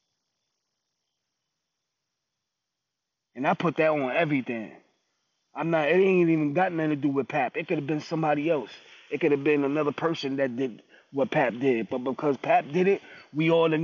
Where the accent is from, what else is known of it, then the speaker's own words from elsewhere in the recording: New York, United States; I'm from New York